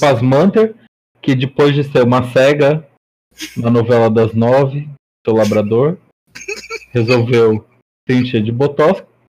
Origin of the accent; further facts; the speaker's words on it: São Paulo, Brazil; uma bicha paulista